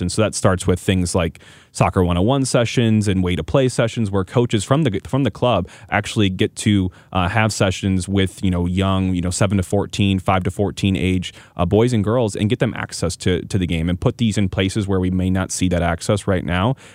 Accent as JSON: {"language": "English", "town": "St. Louis", "region": "Missouri", "country": "United States", "tie": "born or raised there", "also_born_or_lived": "Kansas City", "said": "I'm from Saint Louis, born and bred. I've been in Saint Louis basically my whole life besides that brief stint, like I mentioned, in Kansas City."}